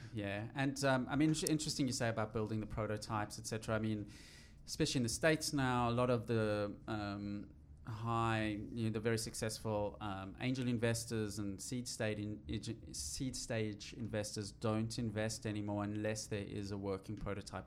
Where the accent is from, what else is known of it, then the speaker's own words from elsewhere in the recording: South Africa; I'm from South Africa